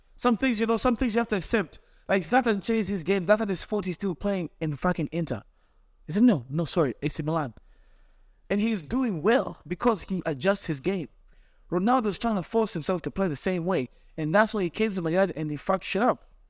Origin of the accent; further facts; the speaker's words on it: Tanzania; now in Cleveland, United States; I'm young boy from Tanzania, came to Cleveland for school